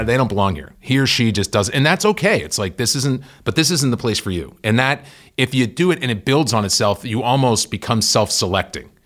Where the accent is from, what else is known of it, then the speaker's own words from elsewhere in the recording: Worcester, Massachusetts, United States; I grew up in Worcester, Mass